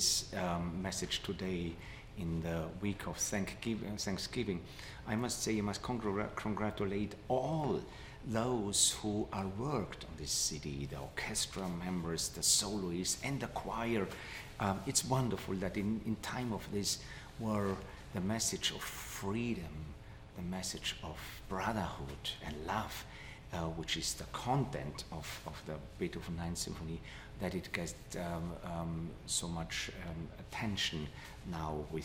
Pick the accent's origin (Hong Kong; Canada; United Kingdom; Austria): Austria; Vienna; born or raised there; moved away as an adult; now in Pittsburgh, United States